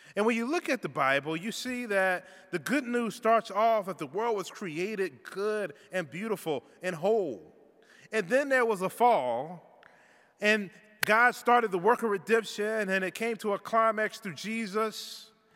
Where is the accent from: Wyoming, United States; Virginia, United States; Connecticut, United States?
Virginia, United States; Richmond; moved away; also born or lived in Toronto; where I grew up in Richmond um, in the South